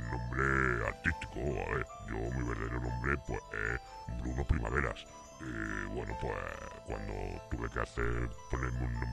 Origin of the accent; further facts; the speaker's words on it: Calahorra, La Rioja, Spain; Yo soy aquí de Calahorra, macho. Eh, voy a ser yo norteamericano ni qué tontería más tonta. Yo soy aquí, yo soy más español que vamos con la tortilla de patata.